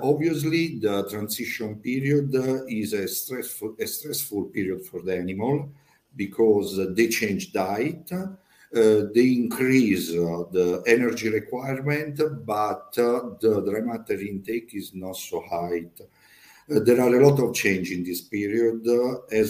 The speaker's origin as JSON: {"language": "English", "region": "Po Valley", "country": "Italy", "second_language": "English", "said": "I am from Italy, in Po Valley."}